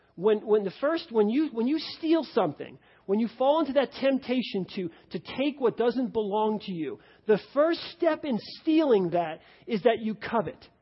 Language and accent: English; New York, United States; now in Cincinnati, United States; I grew up in New York.